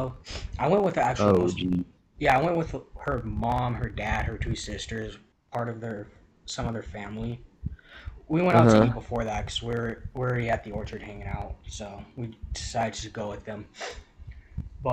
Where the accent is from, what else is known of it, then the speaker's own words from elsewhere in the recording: Colorado, United States; growing up in Colorado